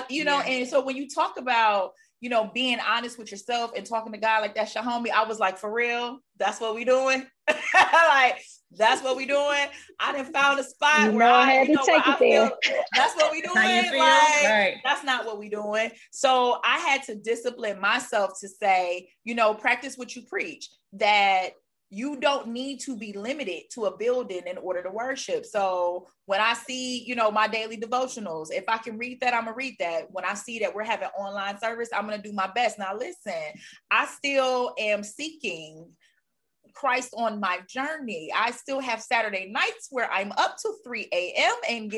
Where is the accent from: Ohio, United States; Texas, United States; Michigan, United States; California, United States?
Michigan, United States; Detroit; moved away; also born or lived in North Carolina / Miami, Florida; You know, I live in Connecticut now. I'm originally from Detroit. I used to live in North Carolina. I did a lot of moving around. Used to live in Miami, Florida.